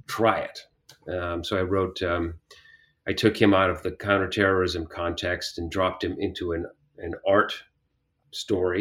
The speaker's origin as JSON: {"language": "English", "country": "United States", "tie": "born or raised there", "also_born_or_lived": "Kalamazoo, Michigan / San Joaquin Valley, California / San Francisco", "moved": "as an adult", "lives_now": "Washington, DC, United States", "said": "I had a split childhood. Half my childhood in Western Michigan, in Kalamazoo, Michigan. And then my parents decided in 1968 that they wanted to move to California."}